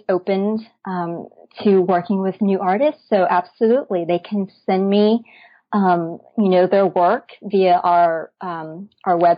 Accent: Dallas, Texas, United States; Dallas is my hometown and I founded Psychochick here in Dallas.

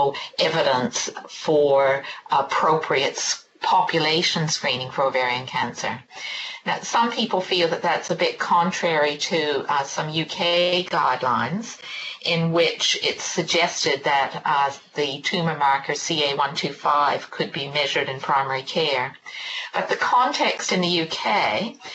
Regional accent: Canada; now in New Zealand; You may be able to tell from my accent, I'm from Canada originally

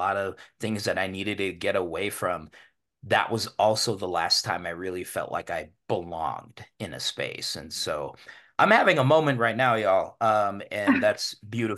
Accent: Denver, Colorado, United States; I grew up in Denver's historically one of the most segregated cities in the country

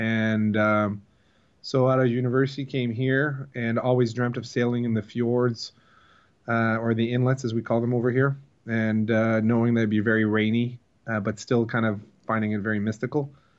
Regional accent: East Coast, United States; I'm from the Eastern Seaboard. I don't come from a family that is involved into boating.

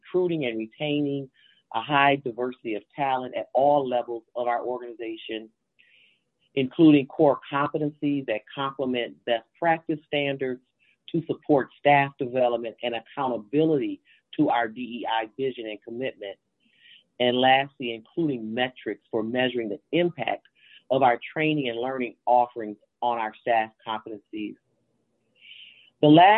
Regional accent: Grand Rapids, Michigan, United States; I am from Grand Rapids, Michigan

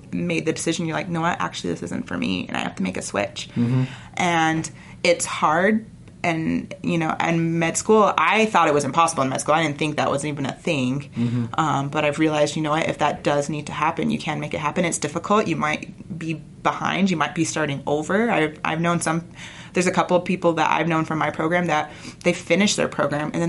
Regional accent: St. George, Utah, United States; moved away as an adult; now in Salt Lake City, United States; I'm from St. George, the opposite end of Southern Utah

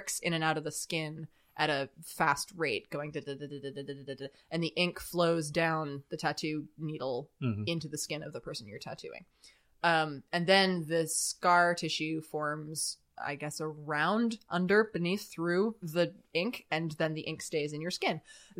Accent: California, United States; I grew up in Southern California, not too far from the coast, so I spent a lot of time in contact with the ocean.

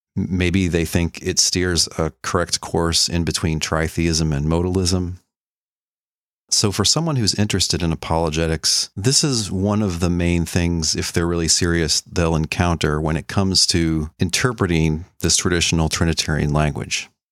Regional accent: Dallas, Texas, United States; I was born and raised in Dallas, Texas

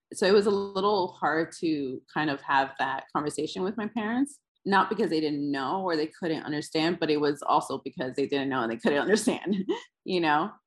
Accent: New York City, New York, United States; I am from uh, in between the Upper West Side and Harlem, like right at the strip, right there is where I grew up

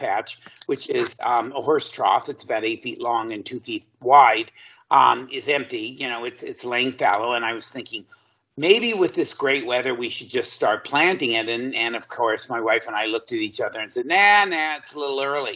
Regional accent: Southern California, United States; I'm originally from the Southern California area

